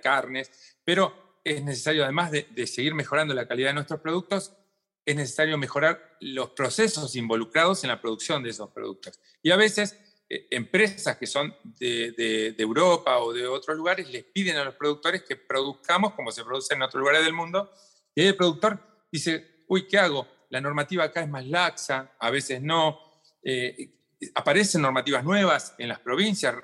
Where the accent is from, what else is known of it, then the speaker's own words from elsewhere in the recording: Argentina; estamos acá en el Cono